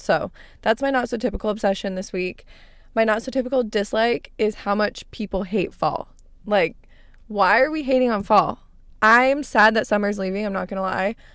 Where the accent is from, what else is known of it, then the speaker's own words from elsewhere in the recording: Arizona, United States; moved away; I grew up in Arizona. I lived there my entire life